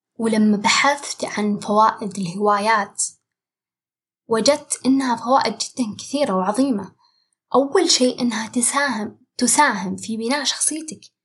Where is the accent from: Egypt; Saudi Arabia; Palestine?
Saudi Arabia; عندنا في السعودية